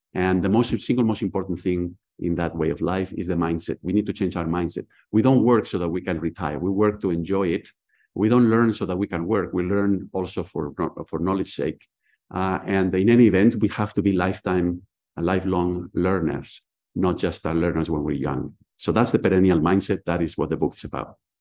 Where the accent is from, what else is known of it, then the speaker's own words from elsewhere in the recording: Spain; English is a second language; moved away as an adult; now in Philadelphia, United States; I was born and raised in Spain.